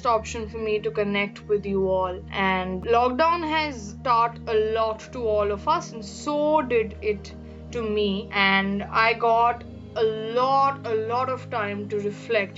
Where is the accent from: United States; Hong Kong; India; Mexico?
India; from India, a third year law student